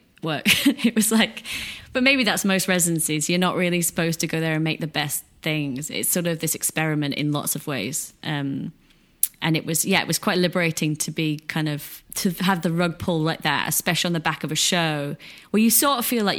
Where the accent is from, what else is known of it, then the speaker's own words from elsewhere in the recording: Ossett, Yorkshire and the Humber, United Kingdom; now in London, United Kingdom; I grew up in Yorkshire, which is the north of England, like in a small town called Osset